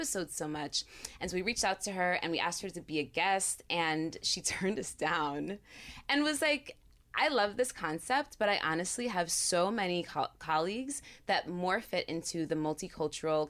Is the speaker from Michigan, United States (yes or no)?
no; Narrowsburg, New York, United States; moved away; I grew up in the Catskills